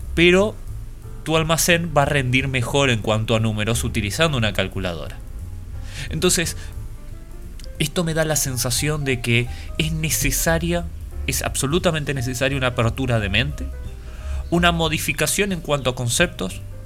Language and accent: Spanish; Paraguay; nosotros acá en Paraguay